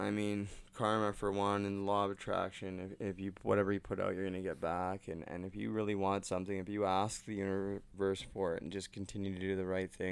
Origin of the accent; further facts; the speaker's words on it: Port Coquitlam, British Columbia, Canada; moved away as an adult; now in Ontario, Canada; I'm from Port Coquitlam. I've only been in Ontario for 3 years, so I'm BC born and raised